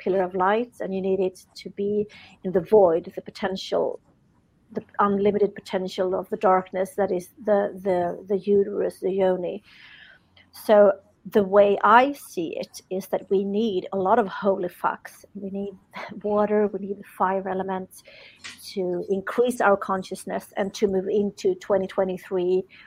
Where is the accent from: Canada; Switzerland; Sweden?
Sweden; I'm from Sweden.